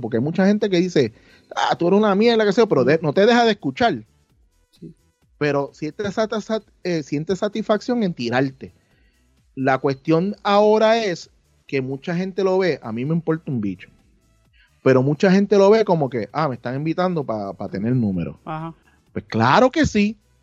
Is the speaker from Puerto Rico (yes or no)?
yes; Puerto Rico; nosotros como creadores en Puerto Rico